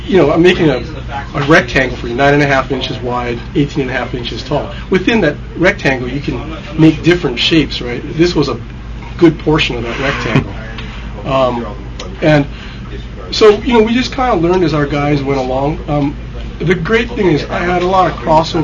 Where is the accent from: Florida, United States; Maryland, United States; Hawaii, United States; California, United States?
Hawaii, United States; now in Bend, United States; because we're both from Hawaii